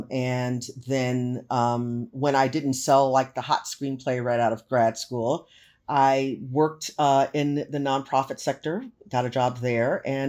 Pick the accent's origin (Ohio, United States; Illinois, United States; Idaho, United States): Illinois, United States; Chicago; first language English; moved away as an adult; now in Los Angeles, United States; I'm originally from Chicago, the south side of Chicago, and it gets really cold here in the winter times.